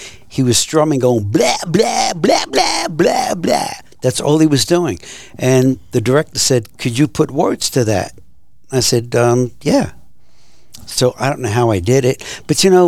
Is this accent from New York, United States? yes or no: yes; New York City, New York, United States; accent: thick New York accent; moved away as an adult; also born or lived in Long Island; now in Fort Worth, United States; I grew up in Brooklyn also, so that's really different than Manhattan